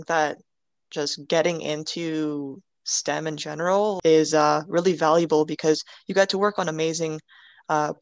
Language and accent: English; Canada; I'm Canadian